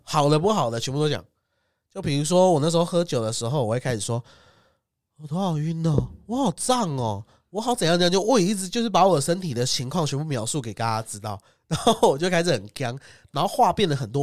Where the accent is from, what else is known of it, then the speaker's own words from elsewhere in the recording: Taiwan; 我们台湾人尺度超大